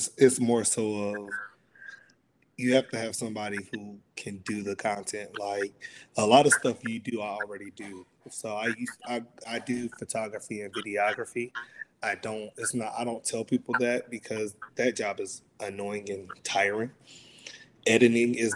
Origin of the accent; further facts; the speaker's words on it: North Carolina, United States; also born or lived in Atlanta; now in Dallas, United States; I am from North Carolina. I've lived in Atlanta, currently in Dallas